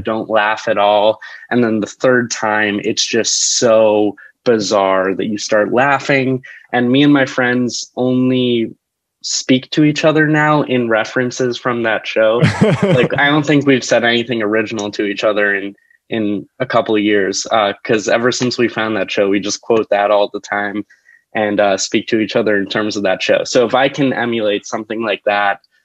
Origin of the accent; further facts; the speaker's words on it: New Jersey, United States; moved away as an adult; now in New York City, United States; I am from New Jersey originally, and I've been living in the city for the past four years